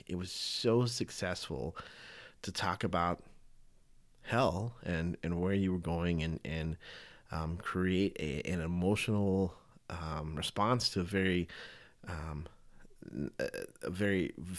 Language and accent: English; the South, United States; Growing up in the South as a Southern Baptist, that's for sure.